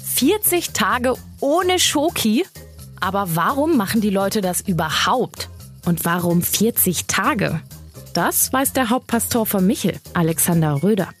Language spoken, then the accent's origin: German; the North, Northern Germany, Germany; Bei uns im Norden sagen wir meistens Fasching